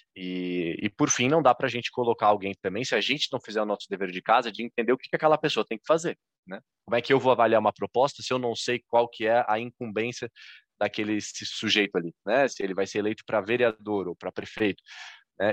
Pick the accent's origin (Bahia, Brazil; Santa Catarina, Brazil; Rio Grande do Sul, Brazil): Santa Catarina, Brazil; Florianópolis; em Florianópolis, Santa Catarina, que é onde eu estou, onde eu nasci e onde eu sigo